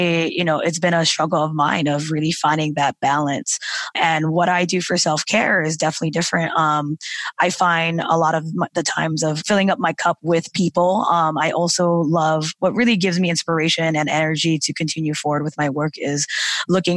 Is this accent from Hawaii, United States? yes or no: yes; Hawaii, United States; moved away; I'm a Hawaiian girl, I'm from Hawaii